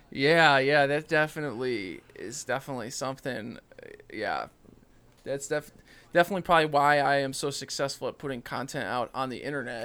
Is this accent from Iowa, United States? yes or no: no; Illinois, United States; I'm from Illinois